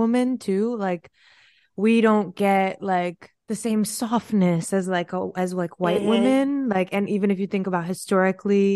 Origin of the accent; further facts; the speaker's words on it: New York, United States; I'm not from Texas, I'm from New York